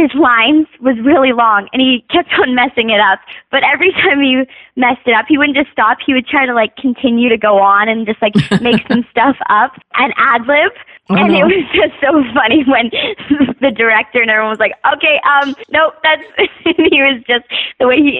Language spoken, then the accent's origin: English; Toronto, Ontario, Canada; I'm also from Canada, from the Toronto, Ontario area.